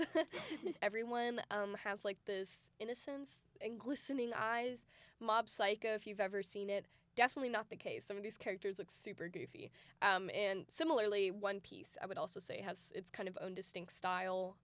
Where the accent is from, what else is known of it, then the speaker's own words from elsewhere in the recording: Dallas, Texas, United States; also born or lived in Austin, Texas; I was born and raised in um, the Dallas area, or I was born in Austin actually, but of Texas, of the United States